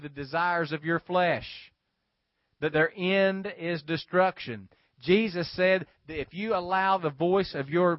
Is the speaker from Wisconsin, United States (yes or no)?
no; West Virginia, United States; now in South Georgia, United States; I grew up in West Virginia. A lot of people would throw their trash out on the banks along 12 Pole Creek in Wayne County